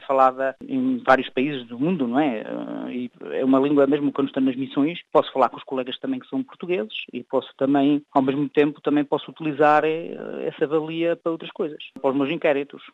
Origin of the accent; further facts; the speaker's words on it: Luxembourg; eu nasci cá no Luxemburgo e fiz cá alguns estudos